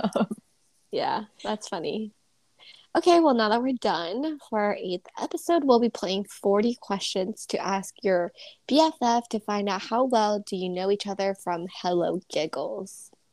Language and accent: English; Southern California, United States; growing up in SoCal